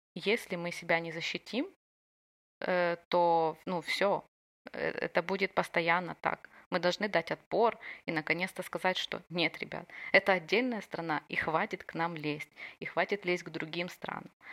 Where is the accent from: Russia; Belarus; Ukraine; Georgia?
Ukraine; also born or lived in Odesa; я из Украины